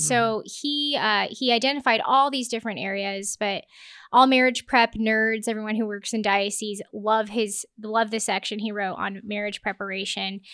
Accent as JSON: {"language": "English", "town": "Lincoln", "region": "Nebraska", "country": "United States", "tie": "born or raised there", "said": "so I grew up in Lincoln, Nebraska, went to Pius High School."}